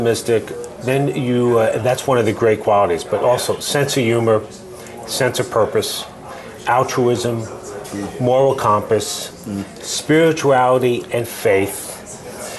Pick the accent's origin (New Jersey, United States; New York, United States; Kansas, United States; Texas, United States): New York, United States; New York City; now in Boston, United States; I grew up in New York City.